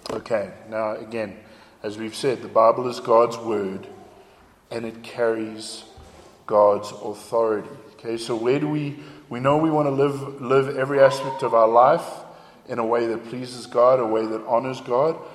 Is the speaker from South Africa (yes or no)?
yes; South Africa; accent: South African; now in United States; But after 12 years in America, uh, my accent was very, very confused. Okay? And I, I loved my South African accent. I didn't want to lose my South African accent.